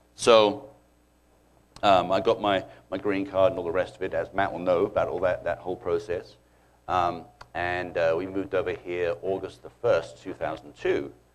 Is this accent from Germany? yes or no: no; United Kingdom; moved away as an adult; now in United States; growing up in the British schools